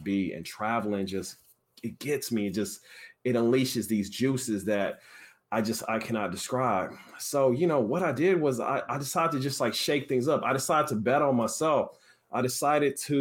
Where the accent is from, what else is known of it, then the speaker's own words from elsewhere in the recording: Kansas City, Missouri, United States; now in San Francisco, United States; I'm from Kansas City, Missouri. I currently live in San Francisco, California